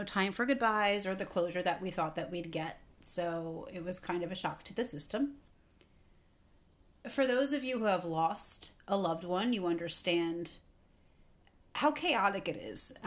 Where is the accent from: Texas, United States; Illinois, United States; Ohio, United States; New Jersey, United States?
New Jersey, United States; Somerset; I am from Somerset, New Jersey